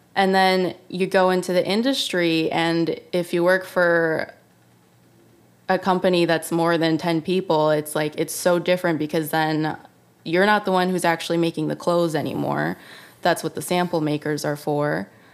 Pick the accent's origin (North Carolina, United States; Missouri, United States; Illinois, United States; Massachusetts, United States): Illinois, United States; Chicago; moved away as an adult; also born or lived in Savannah, Georgia / New York; now in Los Angeles, United States; I was born in Chicago